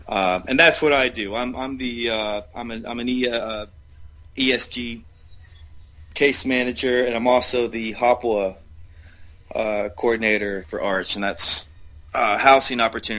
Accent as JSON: {"language": "English", "town": "Roanoke", "region": "Virginia", "country": "United States", "tie": "born or raised there", "moved": "as an adult", "lives_now": "Johnson City, United States", "said": "Sure. I grew up in Roanoke, Virginia. And moved to Johnson City, Tennessee in 2009 to finish school."}